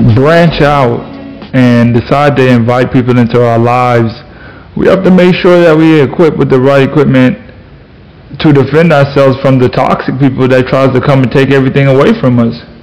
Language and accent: English; Florida, United States; I'm from Florida.